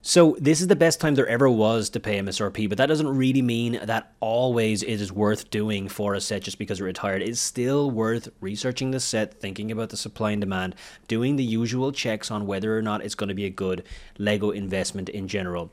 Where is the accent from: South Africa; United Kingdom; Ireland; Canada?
Ireland; Wexford, Leinster; moved away; my hometown is a small little town in Ireland. It's called Wexford. It's in the southeast of Ireland. That's where my family lived. That's where I was, I was born.